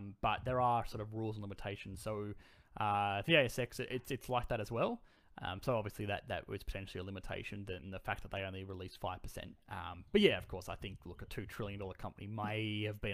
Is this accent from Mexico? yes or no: no; Australia; accent: bogan; my bogan accent